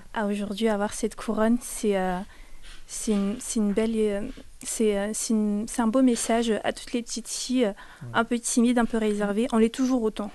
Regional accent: Cameroon; moved away; also born or lived in France; je suis née au Cameroun

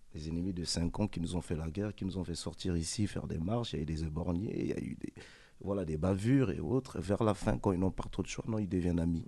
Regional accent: Pointe-Noire, Republic of the Congo; now in France; J'ai grandi au Congo, j'ai grandi dans un bas quartier à Pointe-Noire, la ville de Pointe-Noire.

